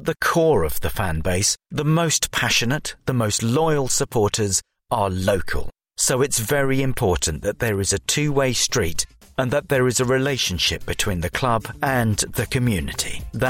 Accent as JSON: {"language": "English", "town": "Hackney", "region": "London", "country": "United Kingdom", "tie": "born or raised there", "said": "I was born in Westminster, grew up in Hackney and was a rabbi in Stoke Newington."}